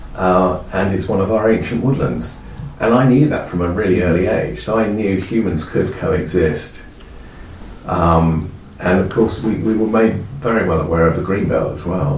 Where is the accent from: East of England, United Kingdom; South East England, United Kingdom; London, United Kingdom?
East of England, United Kingdom; Epping Forest; I come from Epping Forest